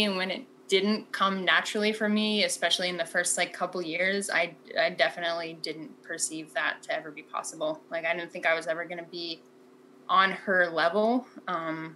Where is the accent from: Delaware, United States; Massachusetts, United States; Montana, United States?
Montana, United States; moved away as an adult; also born or lived in Portland; when I moved from Portland back to Montana